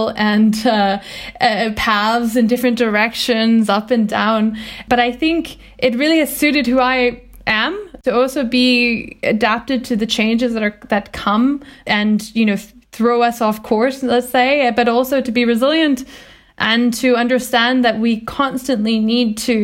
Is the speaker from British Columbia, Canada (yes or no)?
yes; Vancouver Island, British Columbia, Canada; I grew up on Vancouver Island in a very rural environment in the countryside.